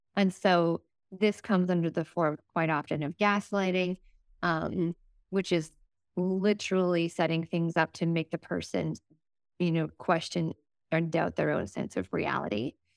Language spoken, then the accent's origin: English; East Coast, Atlantic Canada, Canada; I'm from the East Coast